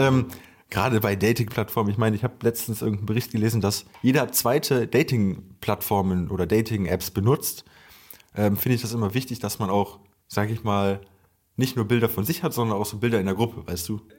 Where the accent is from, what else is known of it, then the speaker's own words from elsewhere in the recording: near Cologne-Düsseldorf, North Rhine-Westphalia, Germany; wir kommen hier irgendwie aus der Nähe Köln-Düsseldorf